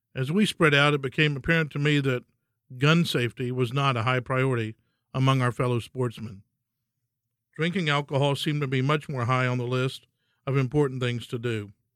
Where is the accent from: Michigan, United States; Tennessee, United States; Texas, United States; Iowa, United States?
Texas, United States; In Texas, hunting is being a Texan. We come from a long line of hardy forefathers who worked the land and lived off of it